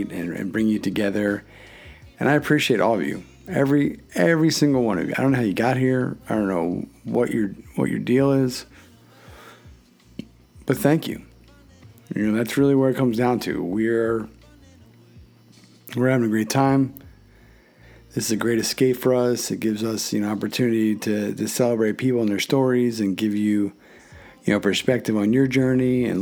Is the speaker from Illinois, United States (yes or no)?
no; Philadelphia, Pennsylvania, United States; now in Connecticut, United States; I'm from Philly